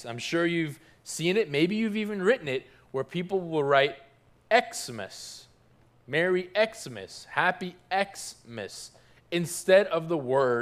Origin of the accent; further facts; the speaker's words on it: Toronto, Ontario, Canada; now in South Florida, United States; I grew up in Toronto, Canada